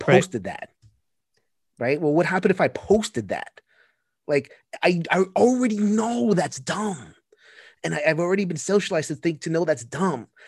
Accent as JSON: {"language": "English", "town": "New York City", "region": "New York", "country": "United States", "tie": "born or raised there", "said": "I grew up in Sunset Park, Brooklyn"}